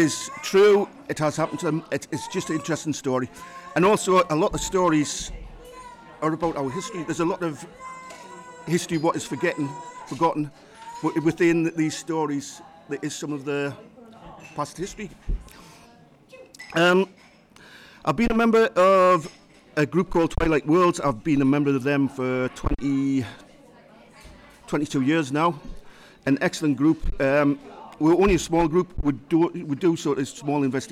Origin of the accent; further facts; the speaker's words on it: Durham, North East England, United Kingdom; Durham is my, although it's not my hometown, it is a place I've grown up in. I spent many a year there.